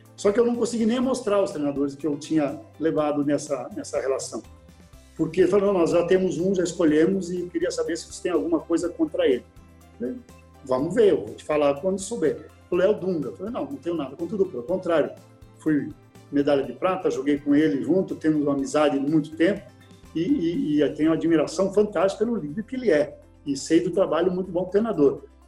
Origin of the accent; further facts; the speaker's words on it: Erechim, Rio Grande do Sul, Brazil; moved away; lá na minha cidade, Erechim